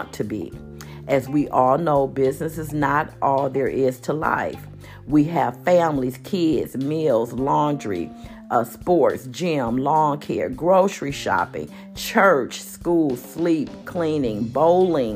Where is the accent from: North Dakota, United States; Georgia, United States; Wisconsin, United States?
Wisconsin, United States; Milwaukee; now in Phoenix, United States; my hometown, Milwaukee, Wisconsin